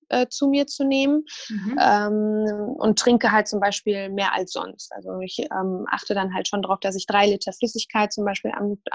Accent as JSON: {"language": "German", "country": "Syria", "said": "Ich komme ursprünglich aus Syrien, äh, bin 34 Jahre alt und studiere an der Justus-Liebig-Universität in Gießen Ernährungswissenschaften."}